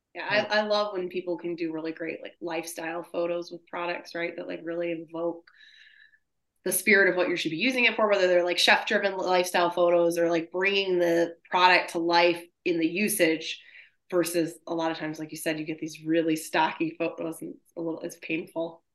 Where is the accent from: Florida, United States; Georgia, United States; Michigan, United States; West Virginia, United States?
Michigan, United States; I'm from Michigan too.